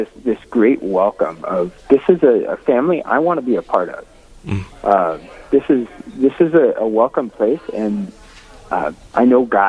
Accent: Rapid City, South Dakota, United States; also born or lived in Faith, South Dakota; So I grew up in Rapid City, South Dakota, the western side, and I went to high school there, Rapid City Central High School.

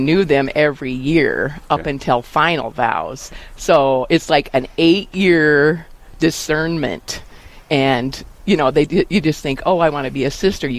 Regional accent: Wall, South Dakota, United States; I grew up in Wall, was gone for a few years in college, came back, married my husband, who we live out north of Quinn, which is about 15 miles away from Wall, and we have a cattle ranch and feedlot.

